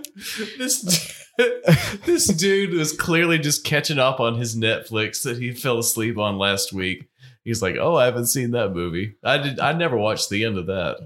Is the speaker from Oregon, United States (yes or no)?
no; North Carolina, United States; Growing up in North Carolina